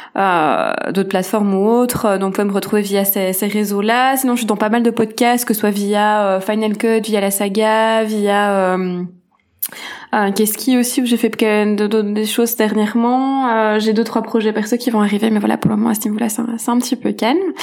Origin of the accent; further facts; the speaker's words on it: Belgium; je suis une petite Belge